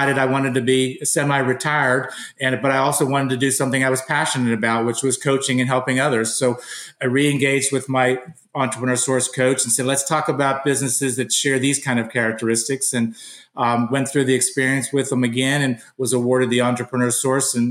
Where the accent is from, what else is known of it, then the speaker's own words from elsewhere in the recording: Pittsburgh, Pennsylvania, United States; I was born and raised in Pittsburgh, Pennsylvania.